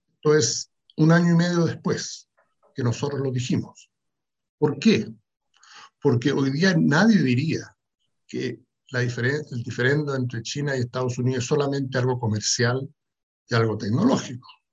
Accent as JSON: {"language": "Spanish", "country": "Chile", "said": "yo soy eh, chileno, vengo de Chile"}